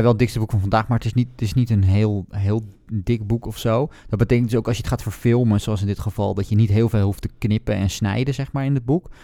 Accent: Netherlands; als Nederlander

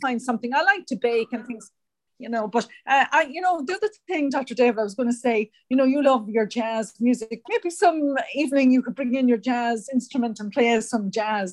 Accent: Ireland; moved away as an adult; also born or lived in United States; when I moved home from America, I found it very, very difficult um, to settle back in Ireland again

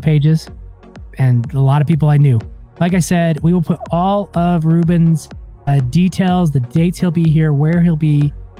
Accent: Ogden, Utah, United States; one in Ogden, of course, because that's my hometown.

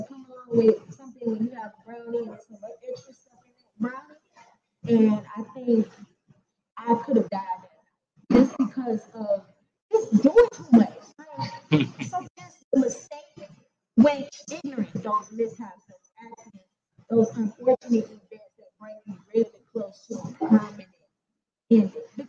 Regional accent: West Midlands, United Kingdom; Growing up in the Black country, my family is my mother's mother.

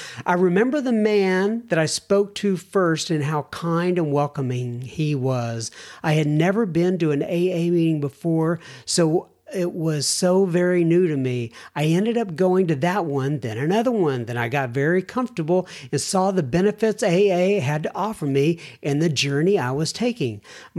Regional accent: United States; moved away as an adult; now in Italy; I am an American living in Italy. Been here for 26 years.

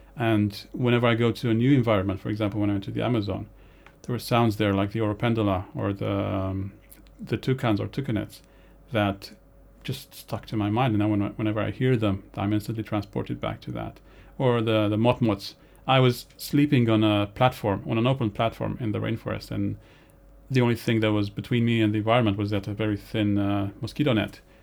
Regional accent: Romania; moved away; growing up in Romania, the winters there can be dire

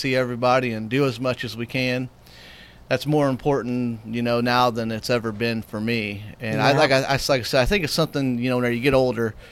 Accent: White Hall, Illinois, United States; That's where I'm from.

